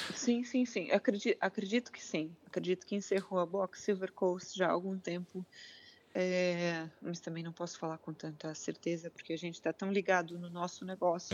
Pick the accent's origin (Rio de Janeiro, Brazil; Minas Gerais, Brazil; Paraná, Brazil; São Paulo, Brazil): Paraná, Brazil; Curitiba; now in Figueira da Foz, Portugal; Eu sou de Curitiba, no sul